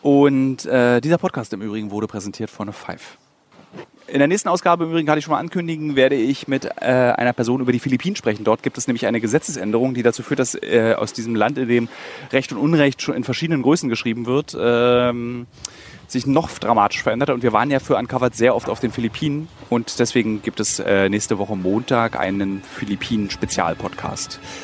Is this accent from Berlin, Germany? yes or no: yes; Berlin, Germany; als Berliner